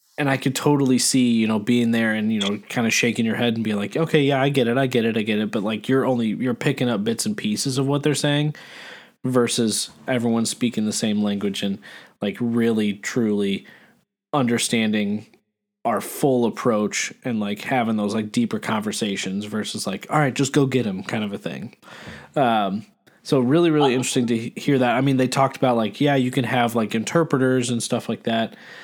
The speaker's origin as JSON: {"language": "English", "country": "United States", "said": "as American born fans"}